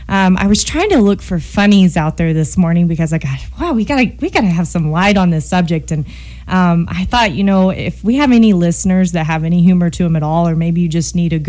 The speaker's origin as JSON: {"language": "English", "country": "United States", "said": "I am an American. I'm very proud to be an American"}